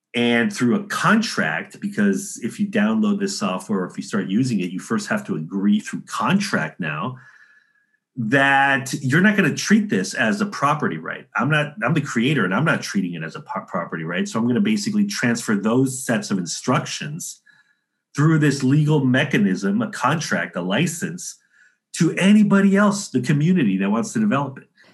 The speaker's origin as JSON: {"language": "English", "town": "San Diego", "region": "California", "country": "United States", "also_born_or_lived": "Chicago / New York City", "moved": "yes", "lives_now": "Florida, United States", "said": "I'm from San Diego originally."}